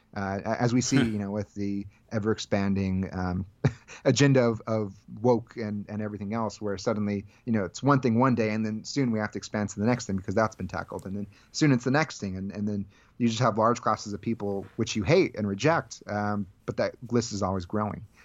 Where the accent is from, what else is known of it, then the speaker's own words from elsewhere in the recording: Central Valley of California, United States; I grew up in the Central Valley of California